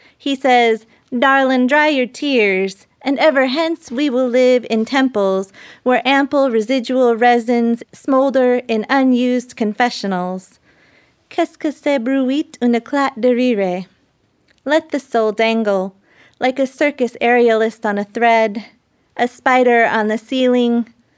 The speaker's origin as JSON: {"language": "English", "country": "United States", "said": "I'm Native American"}